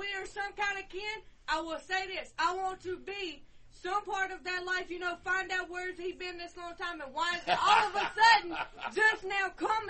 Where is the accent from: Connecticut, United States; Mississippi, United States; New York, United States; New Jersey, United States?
Mississippi, United States; Natchez; I'm from Natchez, Mississippi. I was born and raised there.